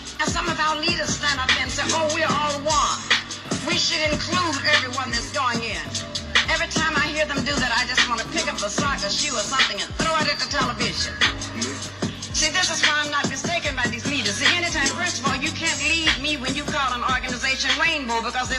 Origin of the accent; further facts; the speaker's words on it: Tulsa, Oklahoma, United States; in my experience growing up in Tulsa, Oklahoma